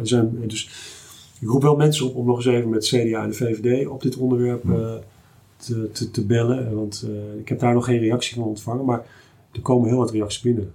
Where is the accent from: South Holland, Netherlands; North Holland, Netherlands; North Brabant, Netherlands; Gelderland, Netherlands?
Gelderland, Netherlands; Achterhoek; also born or lived in Twente; ik kom uit de Achterhoek en eh, eh, ook naar Twente